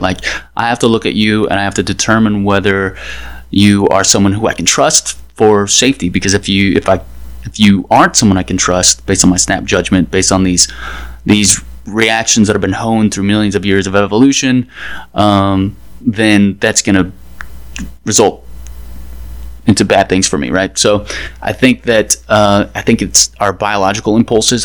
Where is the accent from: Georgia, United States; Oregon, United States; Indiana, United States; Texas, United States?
Texas, United States; Dallas; now in Washington, D.C., United States; I'm from Dallas, and since I've been in DC